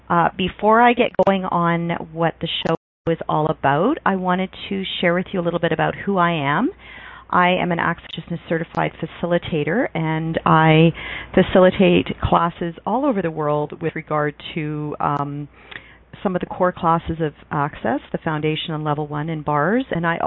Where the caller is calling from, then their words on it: Calgary, Alberta, Canada; I'm calling from Calgary, Alberta.